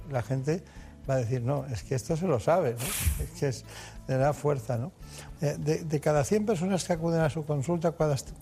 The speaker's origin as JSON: {"language": "Spanish", "town": "Córdoba", "region": "Andalusia", "country": "Spain", "also_born_or_lived": "Málaga", "said": "Soy de Córdoba no quedamos lejos."}